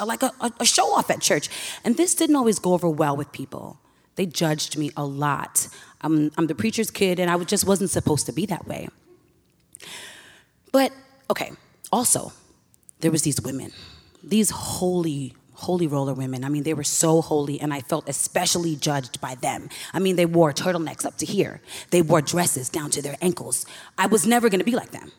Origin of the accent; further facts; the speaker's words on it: New York City, New York, United States; now in St. Louis, United States; I currently live in St. Louis, but I'm born and raised in Hollis, Queens, New York.